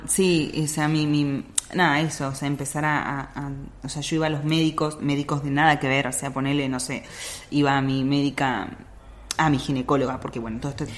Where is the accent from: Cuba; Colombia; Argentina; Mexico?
Argentina; Salta; moved away; yo soy de Salta